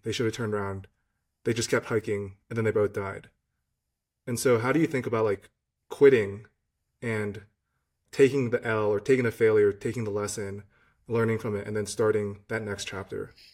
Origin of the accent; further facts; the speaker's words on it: Virginia, United States; growing up in Virginia